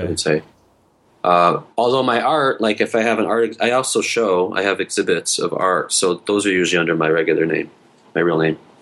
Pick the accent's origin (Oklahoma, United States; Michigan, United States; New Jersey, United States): Michigan, United States; Detroit; moved away as an adult; also born or lived in Hamtramck; now in South Korea; I'm from Detroit